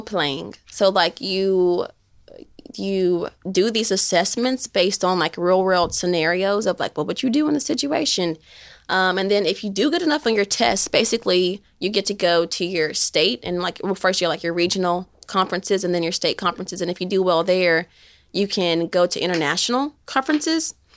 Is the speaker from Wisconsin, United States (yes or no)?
no; Shelbyville, Tennessee, United States; moved away as an adult; now in Knoxville, United States; I'm from Shelbyville